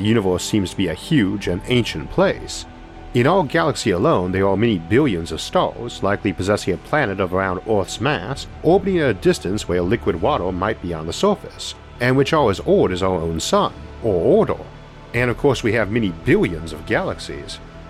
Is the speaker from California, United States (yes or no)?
no; Geneva, Ohio, United States; wines we make up in my hometown of Geneva